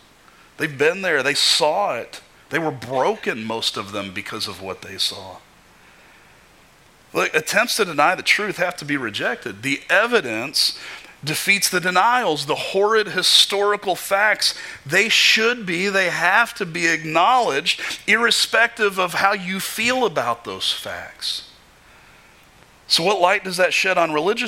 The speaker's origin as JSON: {"language": "English", "region": "Kentucky", "country": "United States", "tie": "born or raised there", "said": "Growing up in Kentucky"}